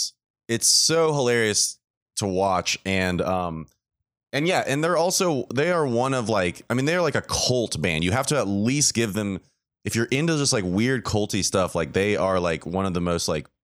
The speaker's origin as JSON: {"language": "English", "town": "Atlanta", "region": "Georgia", "country": "United States", "tie": "born or raised there", "said": "I saw the … this year in March in my hometown of Atlanta at the Masquerade where I work."}